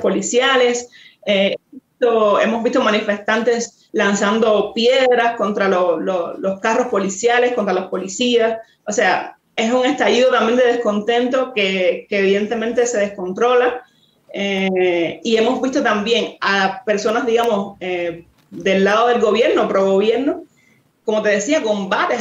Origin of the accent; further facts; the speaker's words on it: Cienfuegos, Cuba; moved away as an adult; now in Mexico; yo tampoco soy de La Habana, soy de Cienfuegos, que es una provincia que, que está al sur, al centro sur.